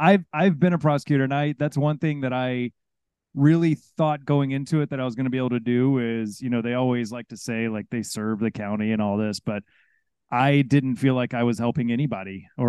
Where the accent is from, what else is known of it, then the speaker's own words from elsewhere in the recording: Houston, Texas, United States; moved away; I grew up in Houston, and I do love it.